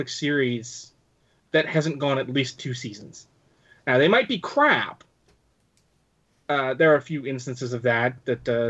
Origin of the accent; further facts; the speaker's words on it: Canada; I'm Canadian